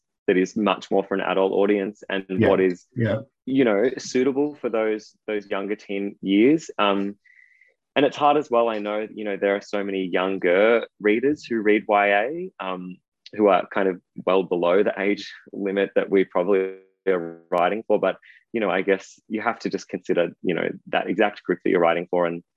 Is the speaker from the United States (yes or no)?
no; Ballarat, Victoria, Australia; moved away as an adult; also born or lived in Sydney / Perth; I grew up in Ballarat. I lived there until I was 18, when I fled to Sydney